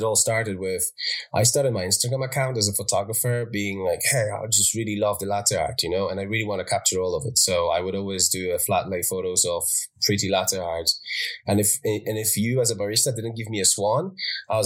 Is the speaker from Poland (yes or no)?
yes; Poland; moved away as an adult; also born or lived in Ireland; now in United Kingdom; I moved away from home when I was 18, and I'm from Poland originally, but I lived in Ireland.